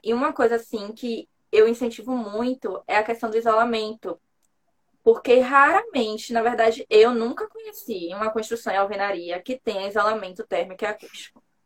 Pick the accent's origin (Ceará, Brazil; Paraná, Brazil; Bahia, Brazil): Bahia, Brazil; Salvador; eu sou baiana